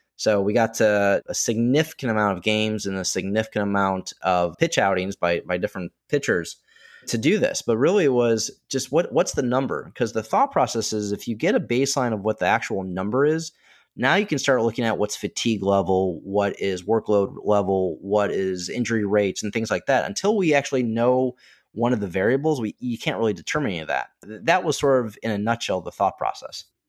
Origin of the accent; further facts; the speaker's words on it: Chicago, Illinois, United States; I did not grow up in Florida, but I grew up in Chicago